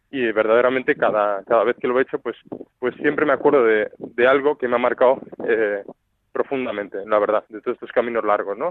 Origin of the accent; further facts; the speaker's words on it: Valencia, Valencian Community, Spain; also born or lived in Almería; now in Madrid, Spain; Nací en Valencia, he vivido en Almería y luego ya en Madrid.